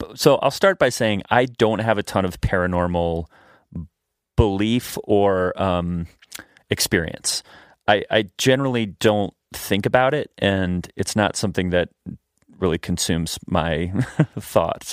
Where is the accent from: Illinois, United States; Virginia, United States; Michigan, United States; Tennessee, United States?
Virginia, United States; Shenandoah Valley; I grew up in Virginia, in the Blue Ridge Mountains of Virginia, in the Shenandoah Valley.